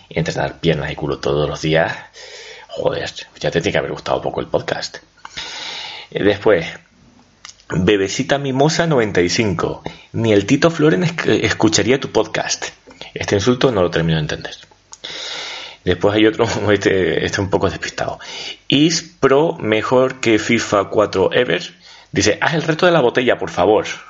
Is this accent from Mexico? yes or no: no; Canary Islands, Spain; moved away as an adult; also born or lived in Madrid; soy de Canarias y vengo a estudiar una carrera, a estudiar en Madrid